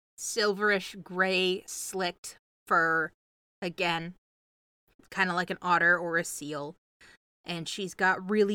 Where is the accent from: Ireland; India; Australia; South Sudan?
Ireland; accent: Irish; now in United States; I definitely originated in Ireland and I just kind of traveled. I don't really have my Irish accent anymore. I think I've been stateside long enough to kind of pick up all of the stateside accents.